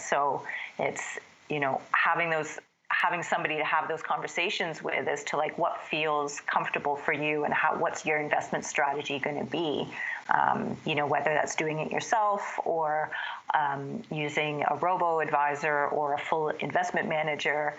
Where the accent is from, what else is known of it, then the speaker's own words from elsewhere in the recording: Canada; moved away as an adult; also born or lived in Toronto, Canada / Bermuda / London, England / Mexico; I'm Canadian